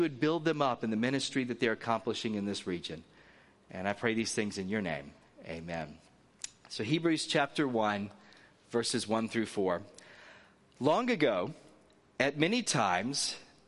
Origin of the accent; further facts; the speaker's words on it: Northwest Florida, United States; accent: Southern; moved away as an adult; also born or lived in North Carolina / Virginia; now in Southern California, United States; I'm originally from the South, and so occasionally a Southern accent will come out very strongly, and you'll hear that. I'm originally from Northwest Florida.